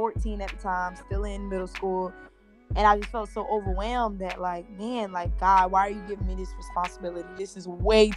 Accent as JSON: {"language": "English", "town": "Fort Lauderdale", "region": "Florida", "country": "United States", "tie": "born or raised there", "said": "I'm from Fort Lauderdale, Florida"}